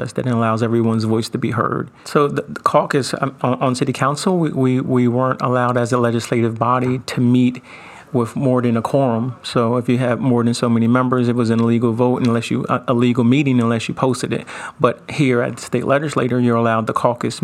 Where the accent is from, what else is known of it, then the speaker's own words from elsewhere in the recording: Wilmington, Delaware, United States; being born and raised in Wilmington